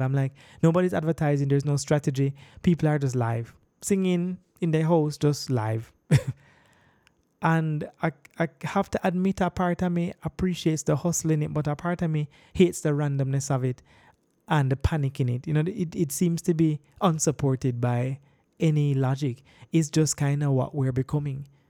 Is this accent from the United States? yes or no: no; Jamaica; I'm a Jamaican